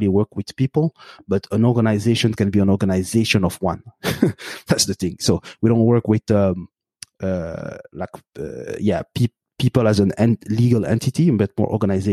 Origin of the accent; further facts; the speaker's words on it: Belgium; also born or lived in Burundi; now in Montreal, Canada; I have my roots in Burundi, in East Africa. I grew up in Belgium, and now I live in Canada.